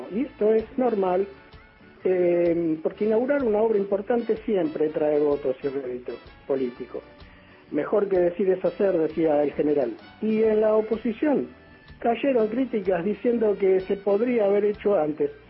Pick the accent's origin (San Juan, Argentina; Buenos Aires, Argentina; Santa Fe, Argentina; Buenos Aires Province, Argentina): Santa Fe, Argentina; Rosario; Hola, buen comienzo de semana para todos los kumpas de la patria grande. … de Rosario